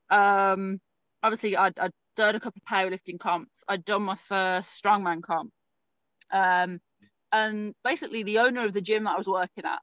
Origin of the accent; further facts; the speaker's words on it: Winnipeg, Manitoba, Canada; now in United Kingdom; I'm from Winnipeg, so I understand. Minus 40, sometimes more than